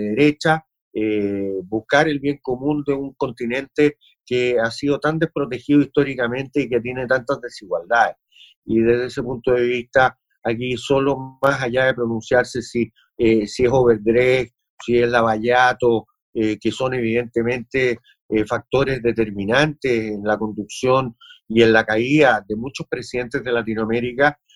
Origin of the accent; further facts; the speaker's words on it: Chile; nosotros, como latinoamericanos y como chilenos